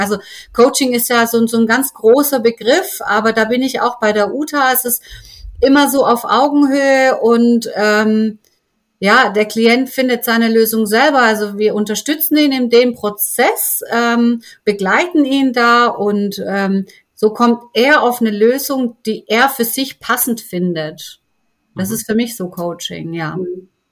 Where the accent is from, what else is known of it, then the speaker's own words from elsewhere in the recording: Stuttgart, Baden-Württemberg, Germany; komme auch aus Stuttgart